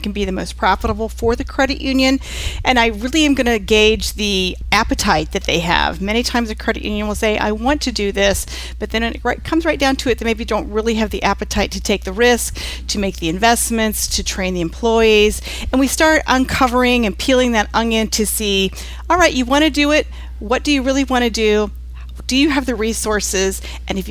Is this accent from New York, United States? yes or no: no; Lafayette, Indiana, United States; I live in the Midwest. I'm from Lafayette, Indiana, where Purdue University is